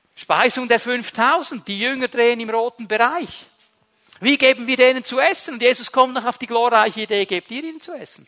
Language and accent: German; Switzerland; als Schweizer